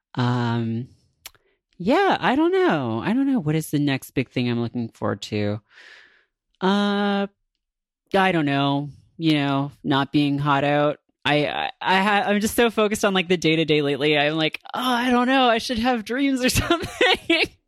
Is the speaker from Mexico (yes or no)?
no; near Toronto, Ontario, Canada; the highway to Toronto from my hometown